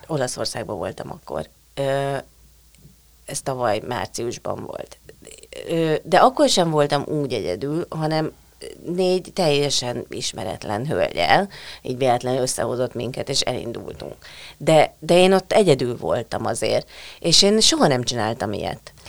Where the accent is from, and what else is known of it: Hungary